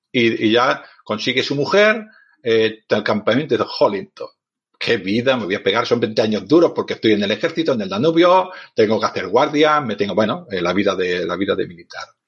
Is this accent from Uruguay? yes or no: no; Barcelona, Catalonia, Spain; yo soy un hombre de ciudad, soy de Barcelona